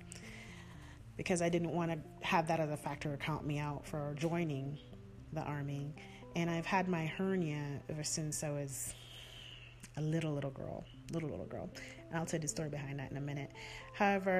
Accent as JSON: {"language": "English", "country": "Jamaica", "accent": "Jamaican", "said": "You can hear my accent coming out now, right?"}